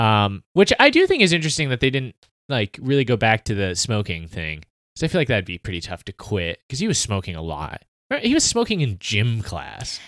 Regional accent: South Carolina, United States; I was raised in South Carolina

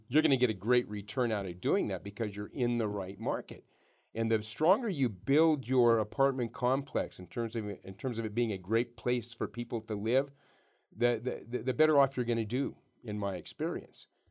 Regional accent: Yerington, Nevada, United States; also born or lived in Reno, Nevada; I grew up in Yarrington

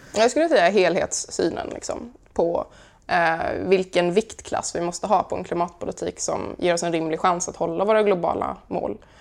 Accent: Karlskrona, Blekinge, Sweden; När jag som 16-åring startade min första miljöorganisation hemma i Karlskrona

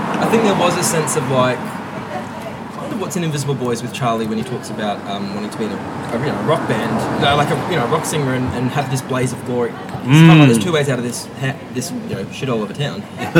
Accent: Geraldton, Western Australia, Australia; boy from Jero, and I'm from Spalding, which is like the ghetto of Jero.

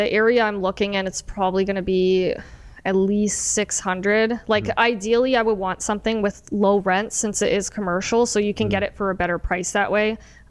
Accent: Windsor, Ontario, Canada; Born and raised in Windsor.

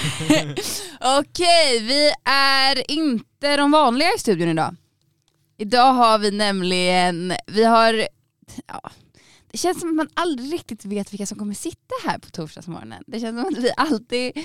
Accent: Solna, Stockholm County, Sweden; now in Umeå, Sweden; där jag kommer ifrån, eh, i Bergshamra i Stockholm, Solna.

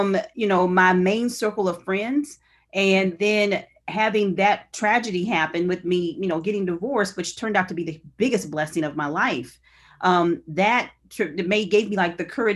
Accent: Raytown, Missouri, United States; also born or lived in Lee's Summit, Missouri; Originally, Raytown, Missouri.

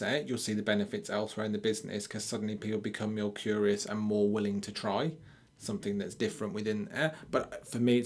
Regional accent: Birmingham, West Midlands, United Kingdom; I'm from Birmingham.

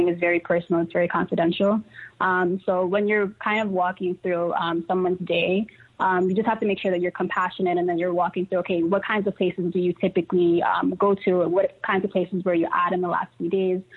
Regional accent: New York City, New York, United States; I grew up in Harlem

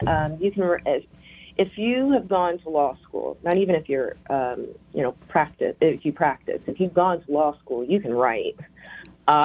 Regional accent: Memphis, Tennessee, United States; Well, I'm from Memphis, so I've lived in all these other places, but my ancestral home is Memphis.

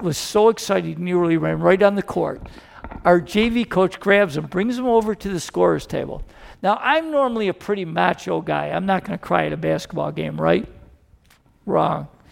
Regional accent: Rochester, New York, United States; I'm from Rochester, New York

